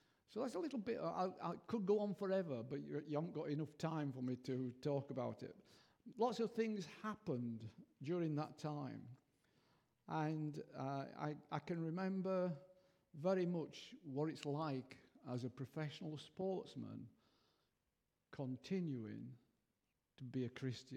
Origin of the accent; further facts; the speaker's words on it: Yorkshire and the Humber, United Kingdom; also born or lived in Nottingham / Bridlington; now in Southwell, United Kingdom; Basically, I'm from Yorkshire